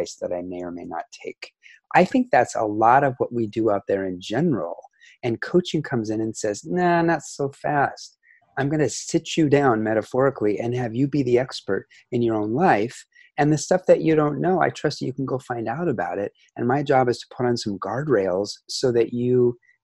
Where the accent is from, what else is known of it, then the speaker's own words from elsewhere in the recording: Seattle, Washington, United States; moved away; also born or lived in Asia / Central Coast, California; I was born in 1968 in Seattle, Washington. I'm from the US